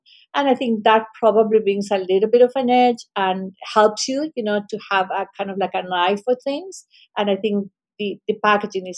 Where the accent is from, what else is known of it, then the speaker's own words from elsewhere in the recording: Chile; moved away; I come from Chile, we have an incredible ocean all along the country.